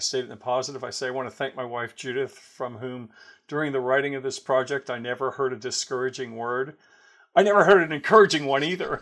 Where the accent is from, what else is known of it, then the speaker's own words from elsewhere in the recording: Pittsburgh, Pennsylvania, United States; moved away; we're both from Pittsburgh